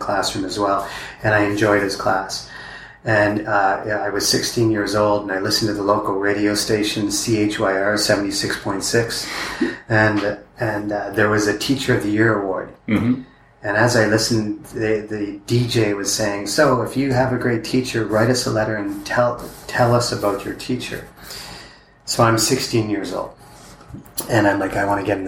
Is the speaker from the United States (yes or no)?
no; 2 hours from London, Ontario, Canada; moved away as an adult; now in Cambodia; London, Ontario, which is like 2 hours from my hometown.